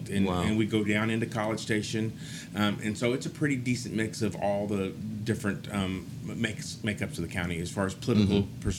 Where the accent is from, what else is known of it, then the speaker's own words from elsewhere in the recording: Livingston, Texas, United States; also born or lived in San Antonio, Texas; now in Bryan, United States; Well, I was born in Texas. I was graduated high school in Livingston.